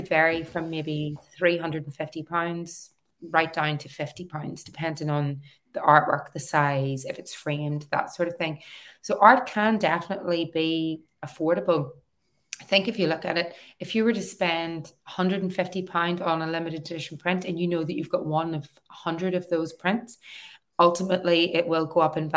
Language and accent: English; Newry, Northern Ireland, United Kingdom; moved away as an adult; also born or lived in Belfast / Australia; back in my hometown as an artist running workshops.